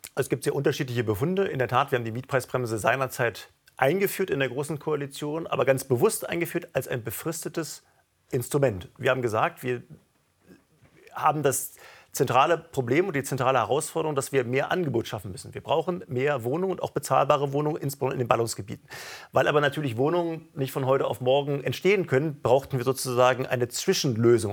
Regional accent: Berlin, Germany; meiner Heimatstadt Berlin

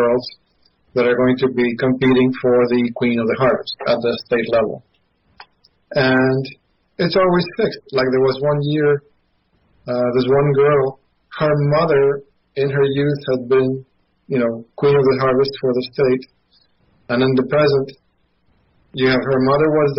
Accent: Mendoza, Argentina; now in United States; having grown up in Argentina

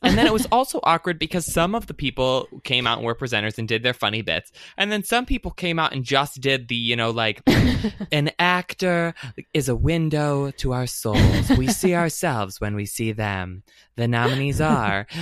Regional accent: Michigan, United States; I'm from Michigan

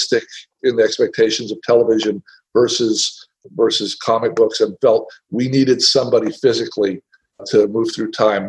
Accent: Tennessee, United States; moved away; I'm from Tennessee

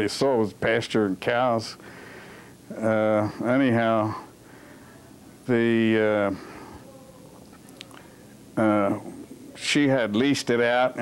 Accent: Wayne, Pennsylvania, United States; I was born in Wayne, and my father was born in Wayne, and his father, no, his father came from Ireland. But he was a lifelong resident of Wayne, so am I.

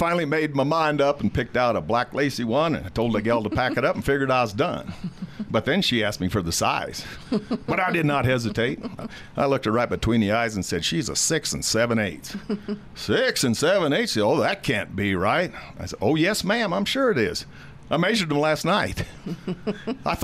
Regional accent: Stratton, Colorado, United States; We all grew up in the town of Stratton, Colorado

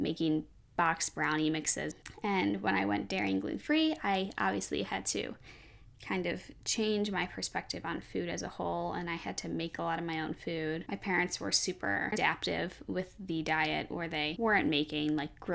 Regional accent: Chicago, Illinois, United States; I'm from Chicago.

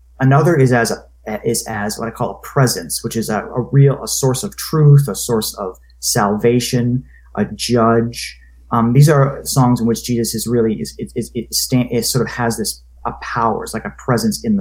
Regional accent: Maine, United States; I'm from Maine

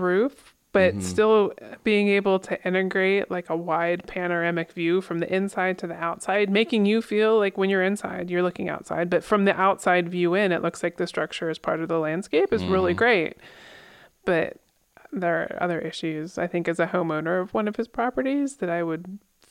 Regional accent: Pennsylvania, United States; I grew up in Pennsylvania, where everybody is familiar with falling water.

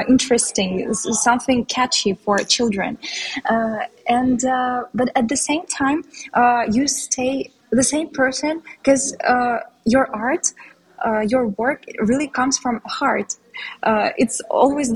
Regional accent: Russia; first language Tatar and Russian; English is a second language; now in Istanbul, Turkey; I was born in Russia, and in Russia we have a lot of ethnic minorities

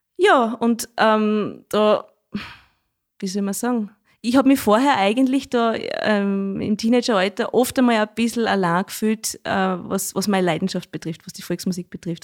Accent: Schneeberg, Lower Austria, Austria; Das sage ich als gebürtige Schneebergerin nicht, weil bei uns sagt man ja Dudeln zum Jodeln

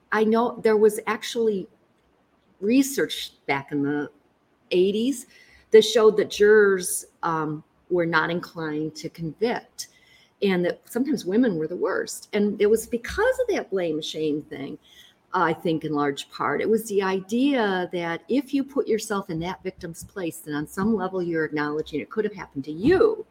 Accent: Lansing, Michigan, United States; growing up in Lansing and going to Easter

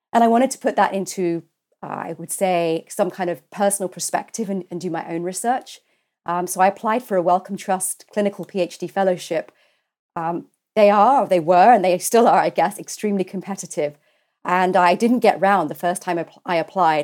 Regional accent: London, United Kingdom; I'm a Londoner. I was, uh, born at University College Hospital

